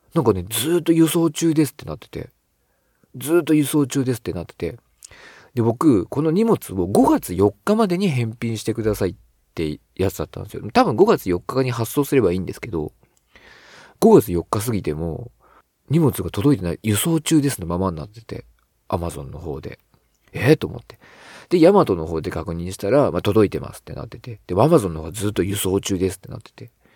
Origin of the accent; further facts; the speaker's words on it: Shizuoka, Japan; 僕は静岡出身